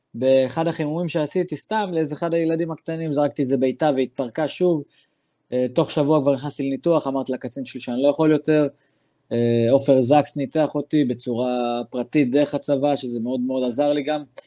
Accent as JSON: {"language": "Hebrew", "town": "Daliyat al-Karmel", "region": "Haifa District", "country": "Israel", "said": "אני דרוזי מדאלית אל כרמל"}